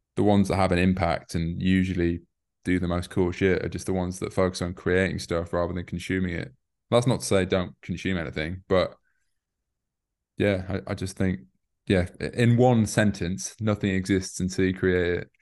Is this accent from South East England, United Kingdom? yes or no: no; York, Yorkshire and the Humber, United Kingdom; moved away as an adult; also born or lived in Newcastle; now in London, United Kingdom; I'm from the north, I'm from York